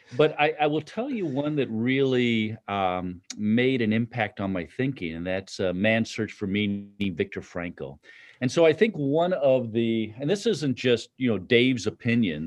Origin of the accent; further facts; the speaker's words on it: Chicago, Illinois, United States; moved away; I'm from Chicago